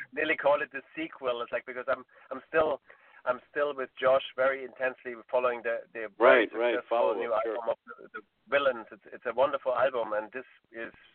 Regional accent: Munich, Bavaria, Germany; moved away; I haven't been in Munich for a long time, and that's my hometown

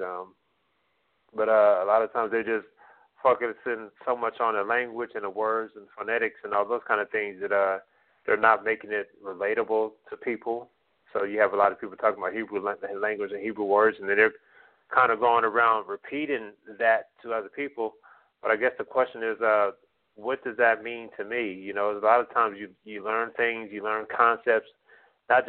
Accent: United States; first language English; born and raised in America

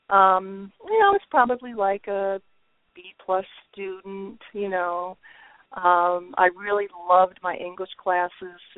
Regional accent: Waverly, New York, United States; I grew up in uh, the village of Waverly, New York, which is where I currently live again.

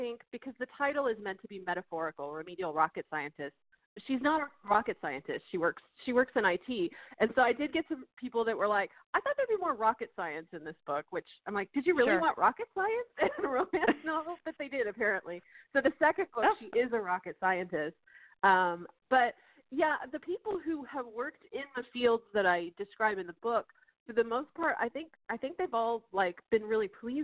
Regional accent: Texas, United States; my home state

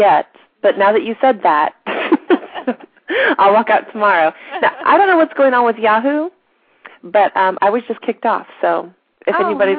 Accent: St. Louis, Missouri, United States; moved away; we're from St. Louis, so our whole family's still in St. Louis.

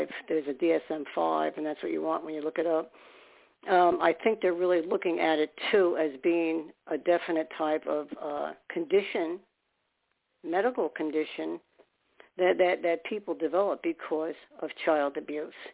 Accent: New York City, New York, United States; I'm a New Yorker

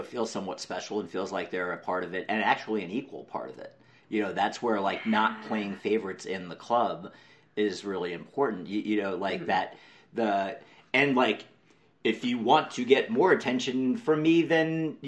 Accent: New York, United States; now in Los Angeles, United States; when I was a kid growing up in New York

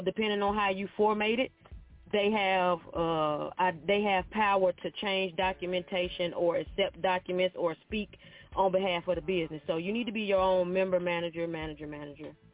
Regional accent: near Memphis, Arkansas, United States; moved away as an adult; now in Nashville, United States; I'm originally from Arkansas by Memphis, like really close to Memphis, right? I'm in Nashville now.

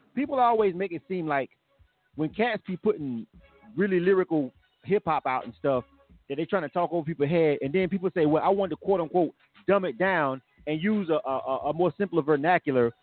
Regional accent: Panama City, Florida, United States; moved away as an adult; now in Atlanta, United States; I'm from Florida. I'm actually from Panama City. I'm born and raised

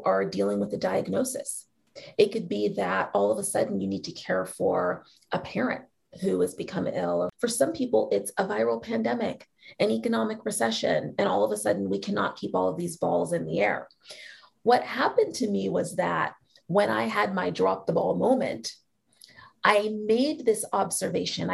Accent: Seattle, Washington, United States; moved away; a really magical place called Seattle Girls School in my hometown

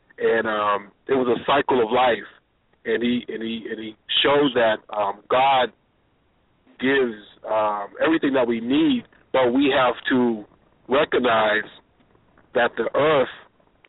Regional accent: Boston, Massachusetts, United States; I was born there

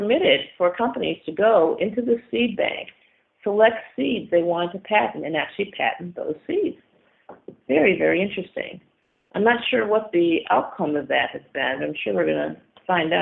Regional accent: Syracuse, New York, United States; I'm from Syracuse, New York. We have a bunch of lakes in the area.

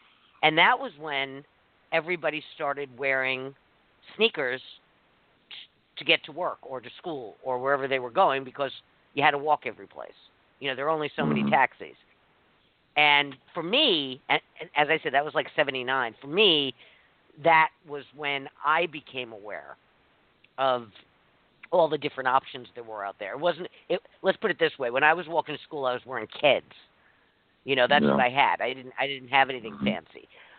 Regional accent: New York, United States; moved away; I grew up in New York

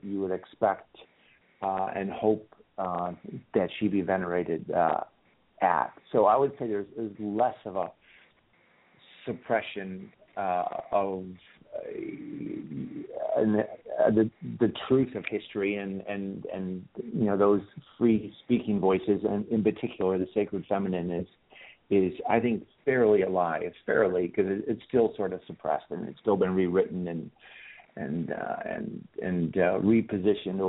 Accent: Chicago, Illinois, United States; moved away as an adult; also born or lived in Turkey; now in United Kingdom; I'm from Chicago

